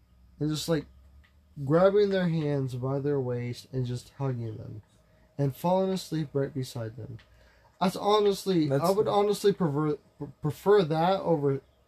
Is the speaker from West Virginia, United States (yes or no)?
yes; West Virginia, United States; Is this possibly a Haley that I used to know? I'm from West Virginia.